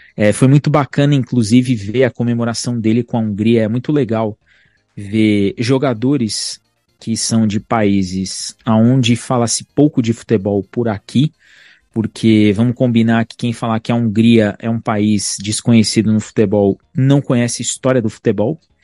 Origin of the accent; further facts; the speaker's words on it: Brazil; nós somos brasileiros